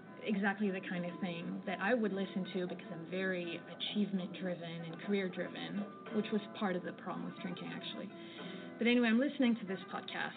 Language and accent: English; France; moved away as an adult; now in London, United Kingdom; I'm originally from France, but I've been living in the UK for the last 11 years. So now I work in London